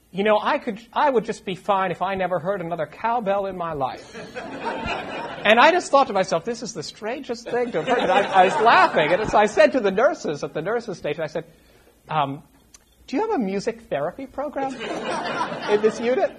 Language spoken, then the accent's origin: English; Boston, Massachusetts, United States; moved away as an adult; also born or lived in Poughkeepsie, New York; I am originally from the Boston area